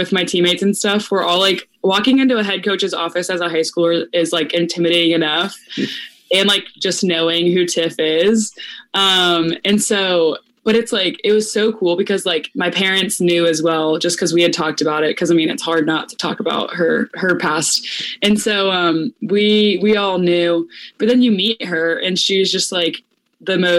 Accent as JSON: {"language": "English", "town": "Tampa", "region": "Florida", "country": "United States", "moved": "as an adult", "lives_now": "Orlando, United States", "said": "I'm from Tampa."}